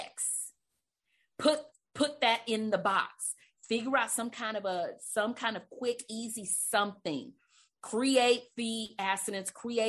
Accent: Livingston, Texas, United States; also born or lived in Beaumont, Texas; I'm originally from Beaumont, but I grew up in Livingston

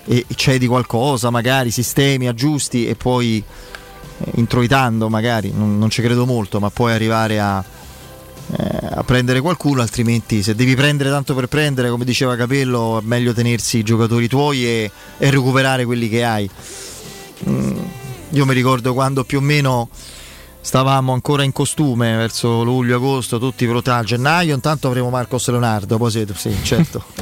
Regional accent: Campania, Italy; no, beh, dai, sono una campana.

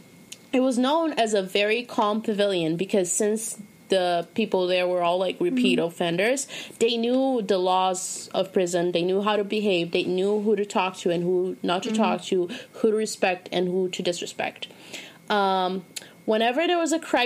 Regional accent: Boston, Massachusetts, United States; I'm from Boston

